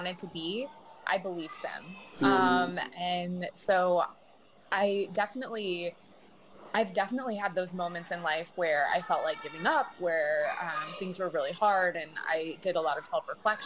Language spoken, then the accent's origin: English; South Bend, Indiana, United States; as a kid growing up in South Bend, Indiana